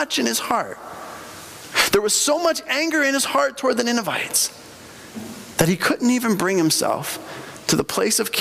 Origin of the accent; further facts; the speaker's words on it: Bolivia; moved away; when I grew up in Bolivia, and in Bolivia